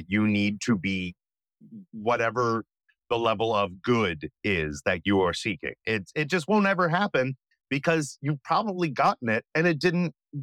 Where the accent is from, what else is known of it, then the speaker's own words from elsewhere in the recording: Binghamton, New York, United States; also born or lived in Northern Virginia; now in New York City, United States; originally from Northern Virginia, but I do call Binghamton my hometown in upstate New York